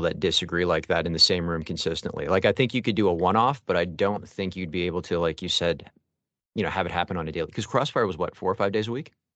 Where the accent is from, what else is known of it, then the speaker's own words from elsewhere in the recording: Mississauga, Ontario, Canada; also born or lived in Etobicoke, Toronto; now in Toronto, Canada; I live there right now, and I'm from Mississauga, basically Dixie Lakeshore